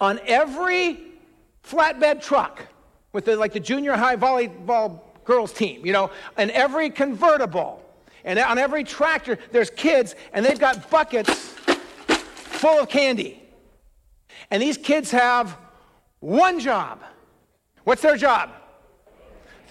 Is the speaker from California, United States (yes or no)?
yes; outside of Los Angeles, California, United States; moved away as an adult; also born or lived in West Michigan; We just lived where we lived, kind of in the sprawl outside of Los Angeles. That's where I grew up